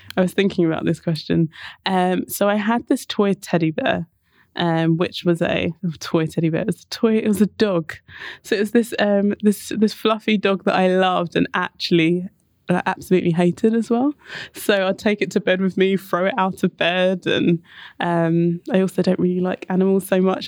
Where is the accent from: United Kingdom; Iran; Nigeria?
United Kingdom; Enfield, London; I grew up in Enfield, um, so very much on the outskirts of London, um, in North London